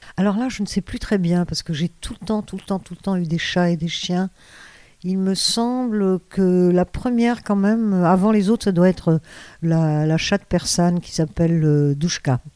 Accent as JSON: {"language": "French", "town": "Cairo", "region": "Cairo Governorate", "country": "Egypt", "tie": "born or raised there", "moved": "yes", "lives_now": "France", "said": "chez moi en Égypte"}